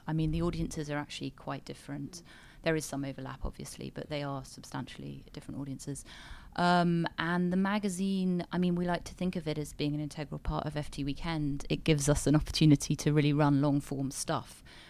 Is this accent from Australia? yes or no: no; United Kingdom; also born or lived in United States; I am British